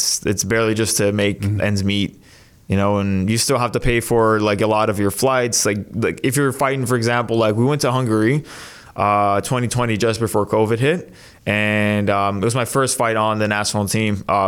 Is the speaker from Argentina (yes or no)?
no; Mississauga, Ontario, Canada; Mississauga, yeah.